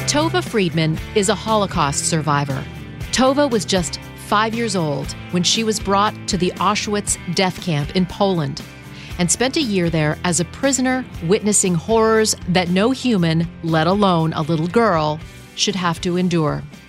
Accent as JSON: {"language": "English", "country": "Canada", "tie": "born or raised there", "said": "I grew up in Canada"}